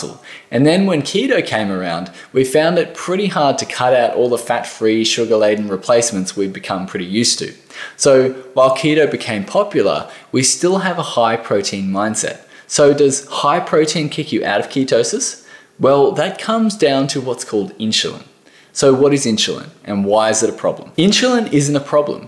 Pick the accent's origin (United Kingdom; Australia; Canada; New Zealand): Australia